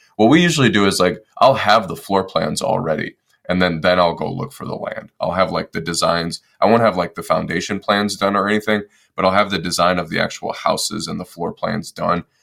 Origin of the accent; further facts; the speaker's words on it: Detroit, Michigan, United States; moved away as an adult; I was born and raised in Detroit, Michigan, and then uh, I decided to join the Marine Corps when I was 18